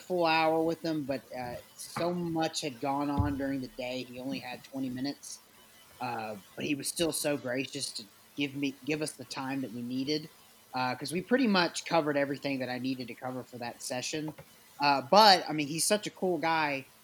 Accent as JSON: {"language": "English", "town": "Nashville", "region": "Tennessee", "country": "United States", "tie": "born or raised there", "said": "I am one of the last true blue Nashvillians"}